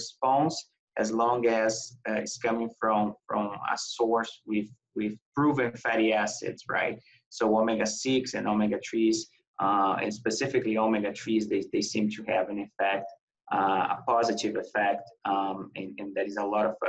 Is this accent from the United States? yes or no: no; Brazil; moved away as an adult; I'm from Brazil